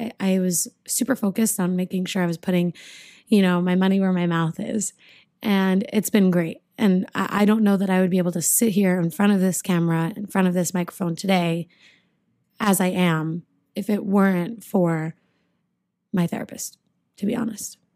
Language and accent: English; United States; I'm American and I am Jewish